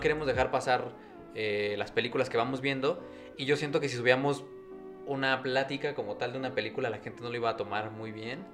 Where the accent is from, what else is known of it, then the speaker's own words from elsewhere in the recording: Mexico; somos mexicanos